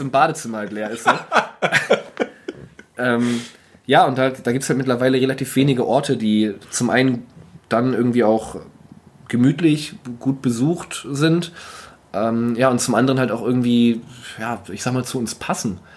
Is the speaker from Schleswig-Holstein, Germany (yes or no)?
yes; North Frisia, Schleswig-Holstein, Germany; ich komme aus Nordfriesland